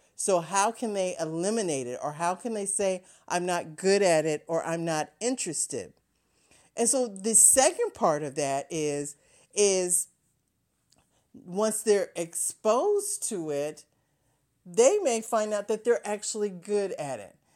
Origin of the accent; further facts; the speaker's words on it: Ohio, United States; growing up in Ohio, there was a company called N C R